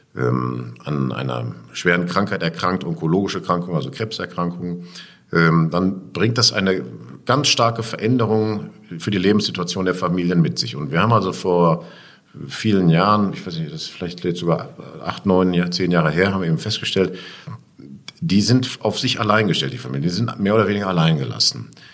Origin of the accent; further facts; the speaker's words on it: Essen, North Rhine-Westphalia, Germany; ich bin unten am Baldnersee groß geworden in Heisingen und das verknüpfe ich mit meiner Kindheit